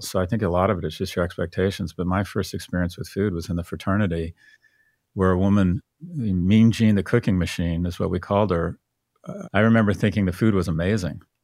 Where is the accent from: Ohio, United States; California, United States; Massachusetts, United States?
California, United States; San Diego; I was born in San Diego, but I didn't have any family around